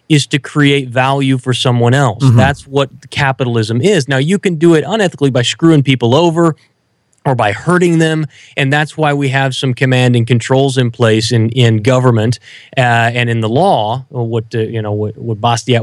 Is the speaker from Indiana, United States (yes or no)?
no; Southwest Kansas, United States; I grew up in Southwest Kansas on a farm